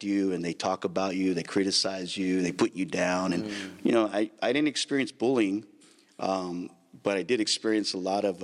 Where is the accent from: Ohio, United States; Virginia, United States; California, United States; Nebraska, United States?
California, United States; Santa Maria; I grew up in Santa Maria, California. Mm. I was born and raised there